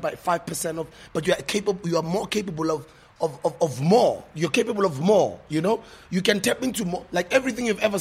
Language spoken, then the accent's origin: English; South Africa; I'm not American, I'm South African